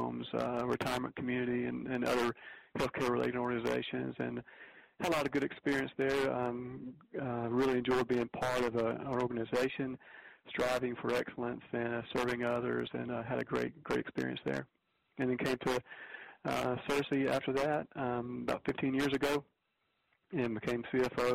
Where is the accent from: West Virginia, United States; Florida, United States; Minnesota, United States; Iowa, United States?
Florida, United States; Pensacola; moved away as an adult; also born or lived in Nashville, Tennessee / Dalton, Georgia; a CPA firm in Pensacola, Florida, my hometown